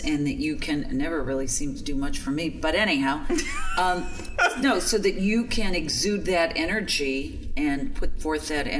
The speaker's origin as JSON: {"language": "English", "region": "Midwest", "country": "United States", "said": "We're from the Midwest"}